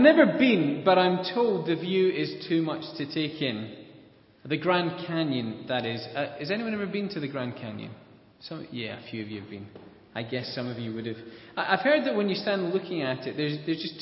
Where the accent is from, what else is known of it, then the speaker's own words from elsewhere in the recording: Scotland, United Kingdom; accent: Scottish; my Scottish accent